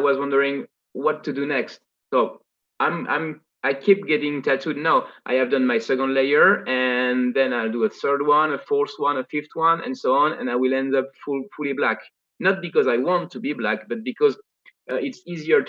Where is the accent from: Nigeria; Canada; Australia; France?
France; accent: Parisian; English is a second language; I'm a way better French speaker than I am an English one.